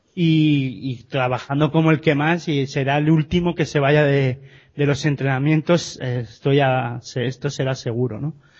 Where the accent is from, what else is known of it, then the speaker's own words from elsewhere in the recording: Gipuzkoa, Basque Country, Spain; mi tierra